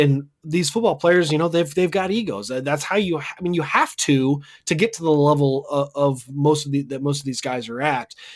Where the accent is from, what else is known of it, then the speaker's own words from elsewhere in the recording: Wichita, Kansas, United States; also born or lived in Andale, Kansas; I grew up in Wichita and went to school out there.